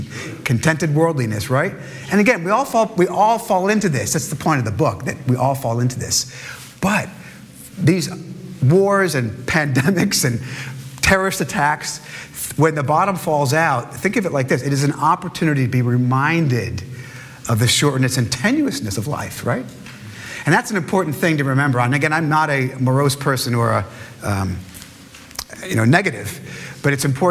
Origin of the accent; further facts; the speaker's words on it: New York City, New York, United States; I was born in New York